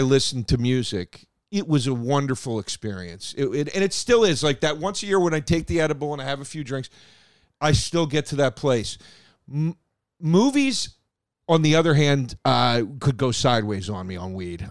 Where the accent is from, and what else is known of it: Philadelphia, Pennsylvania, United States; first language English; now in New York, United States